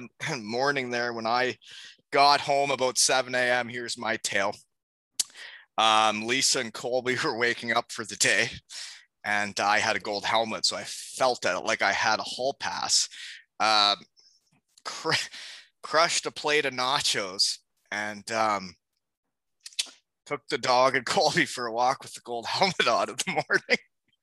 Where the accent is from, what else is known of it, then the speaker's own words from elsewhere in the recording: Elmira, Ontario, Canada; my Elmira Sugar Kings from my hometown.